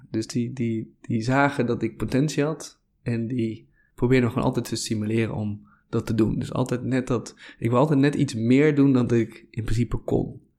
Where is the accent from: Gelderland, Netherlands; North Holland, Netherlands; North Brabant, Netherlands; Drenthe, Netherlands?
Drenthe, Netherlands; Hoogeveen; also born or lived in Hoek van Holland; Ja, ik ben ooit geboren in, uh, in Schaafzanden, ergens in, ergens in de Hoek van Holland. Op mijn tiende verhuisde naar Hogeveen in Drenthe. Compleet andere